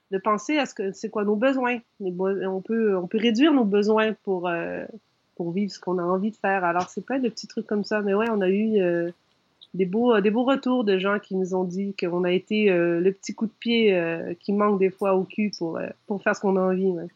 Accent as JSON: {"language": "French", "region": "Quebec", "country": "Canada", "said": "je suis un canadien"}